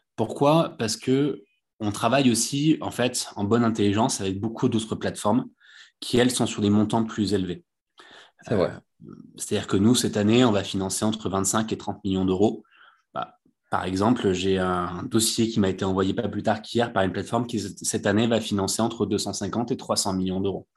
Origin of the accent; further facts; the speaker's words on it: Bouches-du-Rhône, Provence-Alpes-Côte d'Azur, France; moi, je suis originaire du, du sud de la France, des Bouches-du-Rhône